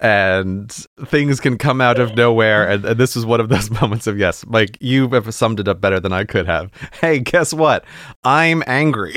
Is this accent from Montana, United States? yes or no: no; New York, United States; moved away; My home state of New York